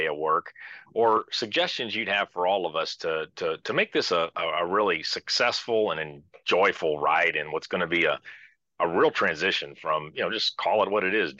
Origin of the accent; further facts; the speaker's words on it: Midwest, United States; I'm from the Midwest, we call them sodas. or I guess maybe I should say pop would be more what I heard as a kid.